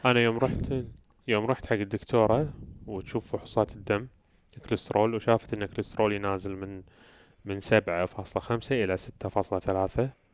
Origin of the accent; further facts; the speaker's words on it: Kuwait; احنا عندنا بالكويت